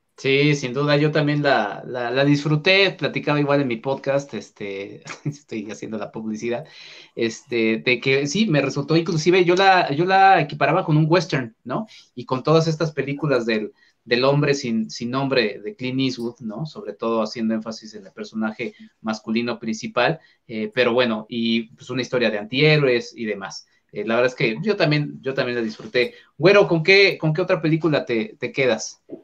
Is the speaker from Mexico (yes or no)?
yes; Mexico; aquí me asumo como mexicano